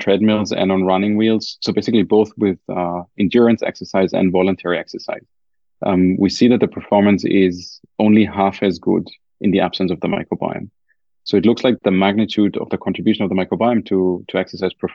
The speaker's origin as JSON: {"language": "English", "country": "Germany", "accent": "German", "said": "my German accent"}